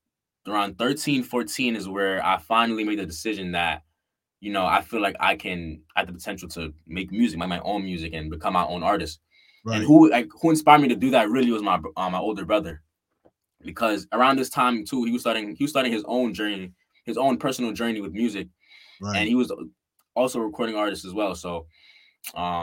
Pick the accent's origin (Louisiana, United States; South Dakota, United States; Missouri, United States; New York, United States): New York, United States; New York City; I'm from the Bronx, New York.